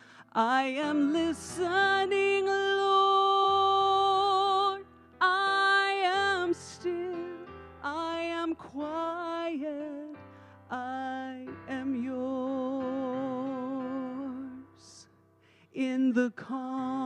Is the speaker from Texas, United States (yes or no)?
yes; Texas, United States; I'm from Texas